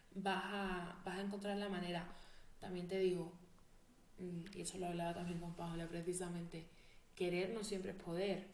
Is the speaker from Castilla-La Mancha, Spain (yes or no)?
no; Jerez de la Frontera, Andalusia, Spain; moved away as an adult; also born or lived in Madrid; Jerez es donde yo he crecido, donde he vivido y a mí me duele mi pueblo